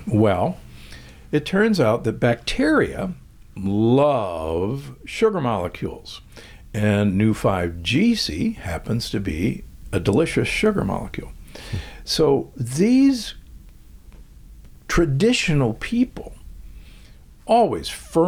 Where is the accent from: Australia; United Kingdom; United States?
United States; Omaha, Nebraska; I grew up in Omaha, Nebraska, and aged steaks were hanging everywhere